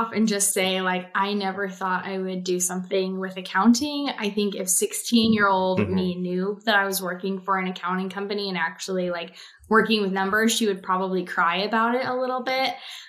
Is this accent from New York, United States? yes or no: no; Kansas, United States; I'm from Kansas